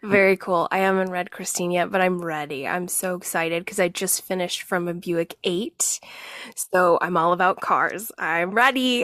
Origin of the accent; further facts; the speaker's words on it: Albuquerque, New Mexico, United States; I was born in Albuquerque. That's where I'm from